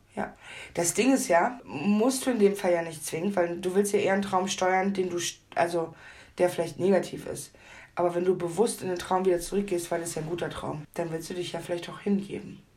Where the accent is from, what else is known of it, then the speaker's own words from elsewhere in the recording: Hamburg, Germany; ich komme ja aus Hamburg